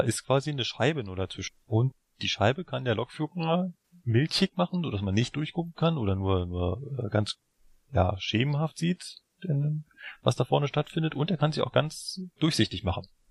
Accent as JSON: {"language": "German", "region": "Berlin", "country": "Germany", "tie": "born or raised there", "said": "Ich bin ja in Berlin aufgewachsen"}